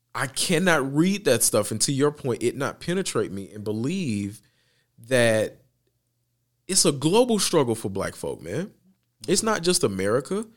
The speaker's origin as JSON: {"language": "English", "country": "United States", "said": "as an American"}